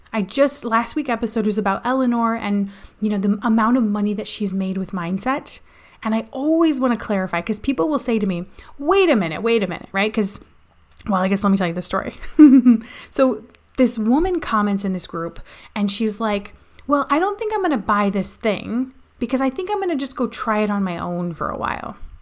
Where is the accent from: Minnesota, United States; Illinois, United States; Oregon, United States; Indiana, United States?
Indiana, United States; I'm from Indiana.